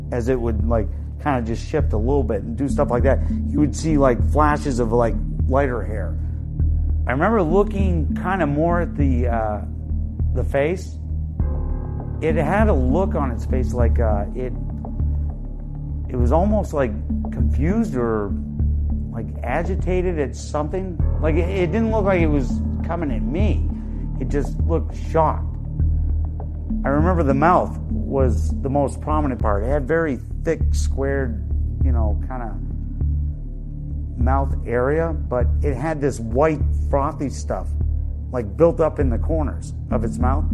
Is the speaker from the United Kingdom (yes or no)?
no; Newport, Vermont, United States; I'm originally from Newport, Vermont. Grew up there most of my young life.